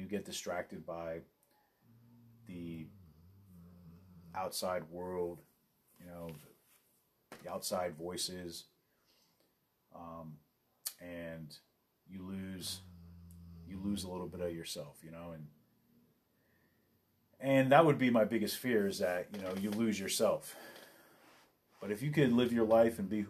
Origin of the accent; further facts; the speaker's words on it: Los Angeles, California, United States; I grew up